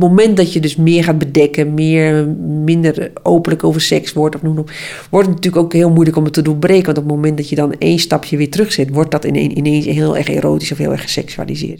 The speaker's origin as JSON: {"language": "Dutch", "region": "Friesland", "country": "Netherlands", "said": "uit dezelfde uh, streek"}